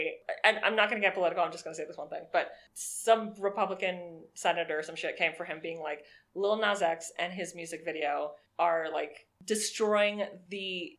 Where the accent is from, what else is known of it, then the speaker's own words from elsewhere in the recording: Miami Beach, Florida, United States; now in New York City, United States; I grew up in Miami Beach.